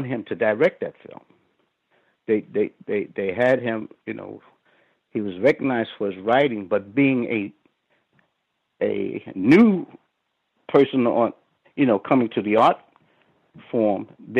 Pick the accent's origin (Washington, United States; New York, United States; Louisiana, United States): New York, United States; New York City; I grew up in New York, and the tough areas when I grew up were Brownsville. I grew up in Brownsville